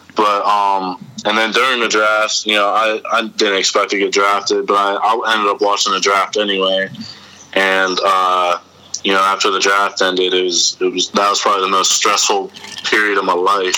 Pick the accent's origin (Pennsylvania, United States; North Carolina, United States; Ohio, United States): Pennsylvania, United States; Reynoldsville; also born or lived in DuBois, Pennsylvania; I grew up in uh, Reynoldsville